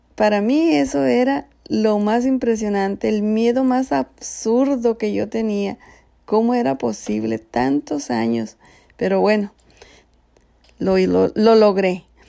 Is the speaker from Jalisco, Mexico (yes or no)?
no; Sonora, Mexico; moved away; soy mexicana, sonorense, casada